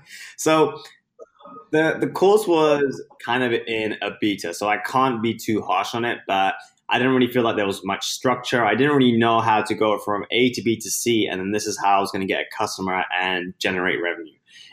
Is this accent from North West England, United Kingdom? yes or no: no; London, United Kingdom; now in United States; So I was born in London and now based in the US, but I had my start there. I was born and raised in the UK, hence the accent that I'm hoping people can recognize, because I'm losing it.